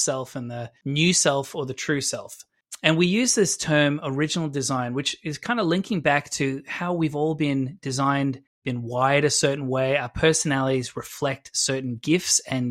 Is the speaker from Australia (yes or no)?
yes; Adelaide, South Australia, Australia; I'm from Adelaide